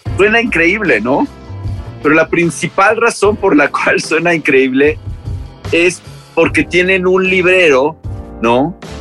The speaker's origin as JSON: {"language": "Spanish", "country": "Mexico", "said": "somos mexicanos"}